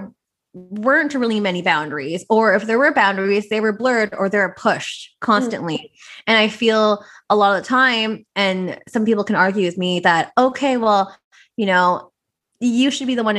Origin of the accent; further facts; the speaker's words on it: Vancouver, British Columbia, Canada; I'm born and raised in Vancouver, so I'm Filipino Chinese